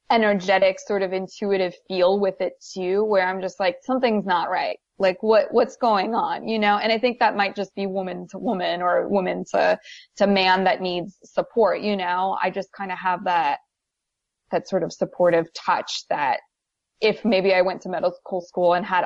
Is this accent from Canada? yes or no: yes; Canada; now in United States; there's individuals like me where I'm from Canada. So I'm used to having different types of weather.